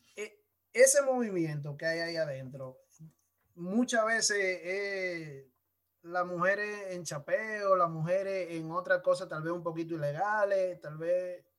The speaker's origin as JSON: {"language": "Spanish", "region": "San Pedro de Macorís", "country": "Dominican Republic", "tie": "born or raised there", "said": "San Pedro de Macorís, de mi pueblo"}